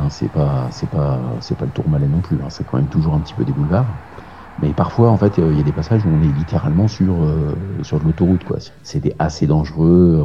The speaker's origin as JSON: {"language": "French", "town": "Ris-Orangis", "region": "Île-de-France", "country": "France", "tie": "born or raised there", "said": "je suis né à Rissorangis, euh, dans l'Essonne, 91"}